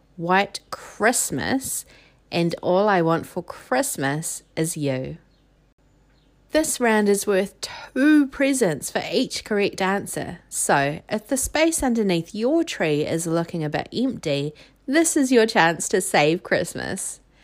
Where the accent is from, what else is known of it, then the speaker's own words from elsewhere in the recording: New Zealand; I'm from New Zealand, it is summer here